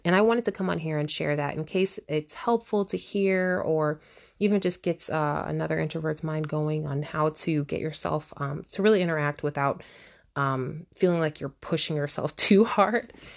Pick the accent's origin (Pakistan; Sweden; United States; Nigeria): United States; I'm from the United States